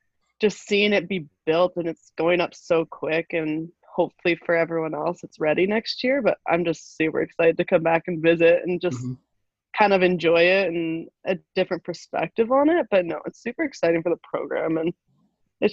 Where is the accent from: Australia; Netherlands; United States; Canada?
Canada; moved away as an adult; we're from Canada